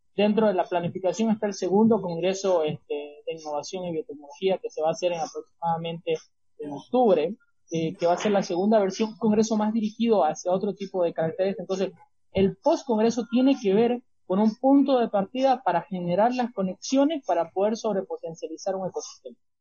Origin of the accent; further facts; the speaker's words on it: Santa Cruz de la Sierra, Santa Cruz, Bolivia; mi ciudad, que, ha sido, que es Santa Cruz de la Sierra